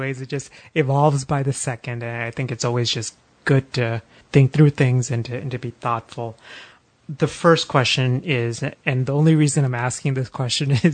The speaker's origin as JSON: {"language": "English", "region": "Texas", "country": "United States", "tie": "born or raised there", "moved": "yes", "lives_now": "Philadelphia, United States", "said": "Growing up in Texas and now living in Philly"}